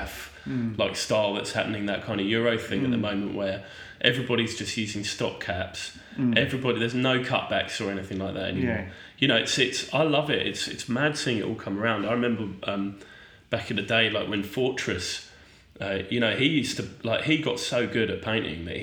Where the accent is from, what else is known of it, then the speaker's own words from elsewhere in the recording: London, United Kingdom; moved away as an adult; now in Melbourne, Australia; I'm a Londoner